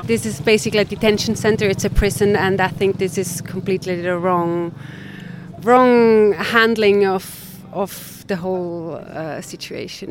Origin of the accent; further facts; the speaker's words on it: Switzerland; I'm from Switzerland.